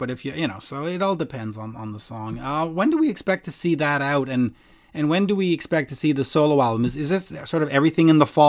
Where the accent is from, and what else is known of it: Canada